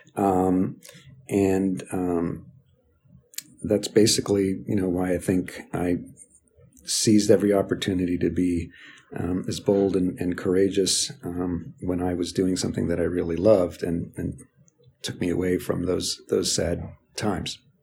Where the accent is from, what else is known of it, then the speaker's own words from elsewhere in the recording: New Jersey, United States; also born or lived in Buenos Aires, Argentina; I was born in Buenos Aires, um, came to the U S when I was two, and, uh, grew up in the suburbs of New Jersey.